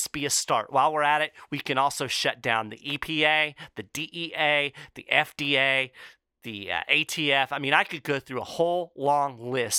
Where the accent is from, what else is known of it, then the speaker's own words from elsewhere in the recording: Kentucky, United States; my home state of Kentucky